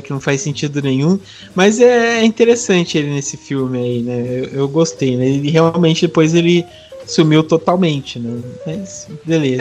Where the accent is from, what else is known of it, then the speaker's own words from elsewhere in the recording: Brazil; como sou do interior aqui, bem fugidão mesmo